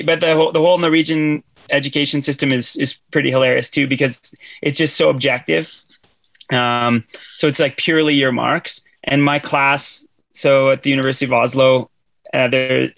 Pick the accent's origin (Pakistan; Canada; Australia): Canada; moved away as an adult; now in Norway; I'm Canadian